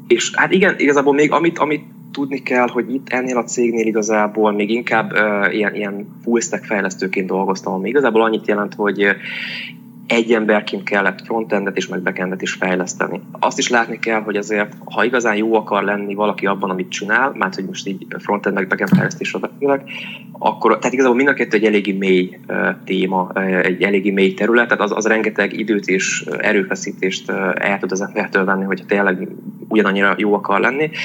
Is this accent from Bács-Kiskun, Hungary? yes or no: no; Debrecen, Hajdú-Bihar, Hungary; Itt születtem, sőt szüleim is itt születtek, tehát ilyen másik generációs tőzsökeres Debreceni vagyok. Azt jelenti, hogy itt tanultam, ide jártam általános iskolába, gimnáziumba, egyetemre is.